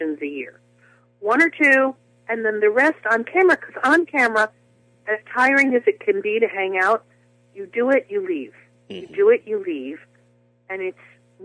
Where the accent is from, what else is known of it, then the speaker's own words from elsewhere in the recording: New Jersey, United States; I was the soloist at my church, and all the things that young girls in New Jersey, you know, who love to sing